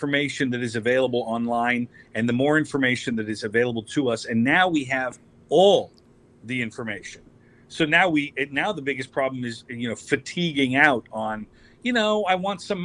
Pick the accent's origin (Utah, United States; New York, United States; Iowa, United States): Iowa, United States; Des Moines; Des Moines. That's right. My hometown